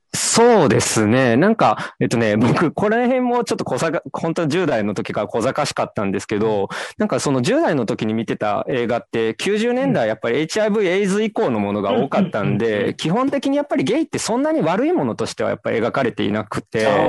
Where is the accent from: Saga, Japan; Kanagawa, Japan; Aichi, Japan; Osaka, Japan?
Osaka, Japan; Sakai; 大阪堺です。堺なんですけど、まあニュ、ニュータウンなんで、全然なんか、あの、情緒のない町で育ったんで